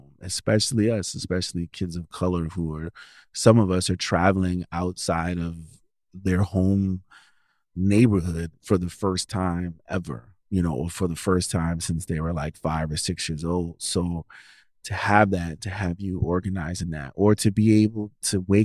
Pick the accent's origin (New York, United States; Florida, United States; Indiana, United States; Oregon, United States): New York, United States; New York City; moved away as an adult; also born or lived in Sioux City, Iowa; I'm originally from New York City